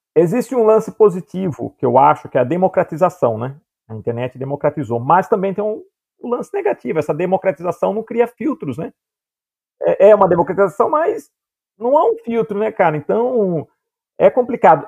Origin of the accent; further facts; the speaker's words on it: Piracicaba, São Paulo, Brazil; no interior, né, que eu sou de Piracicaba